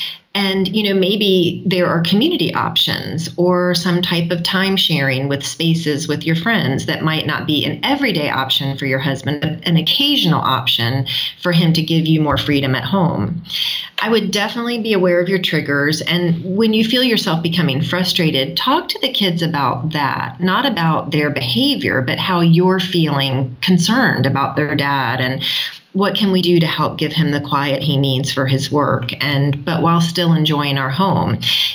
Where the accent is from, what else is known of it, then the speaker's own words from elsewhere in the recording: South Africa; Hi, we are a South African unschooling family.